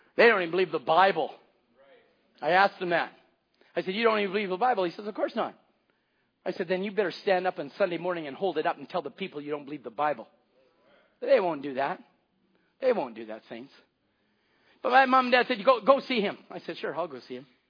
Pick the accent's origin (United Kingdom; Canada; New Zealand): Canada; I live in Canada.